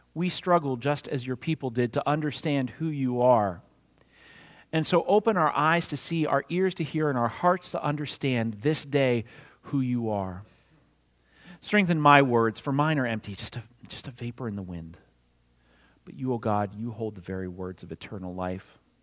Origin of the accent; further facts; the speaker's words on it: New Castle, Pennsylvania, United States; moved away; No matter how far I roam, I am always from Lawrence County, Newcastle, Pennsylvania.